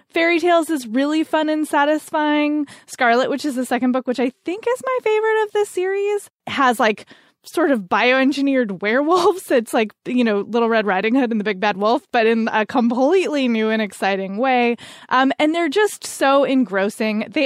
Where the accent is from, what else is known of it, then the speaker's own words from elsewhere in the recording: Canada; I'm Canadian.